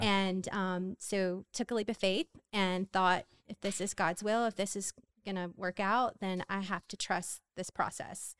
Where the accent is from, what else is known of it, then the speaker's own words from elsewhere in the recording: Hammond, Louisiana, United States; I'm from Hammond, Louisiana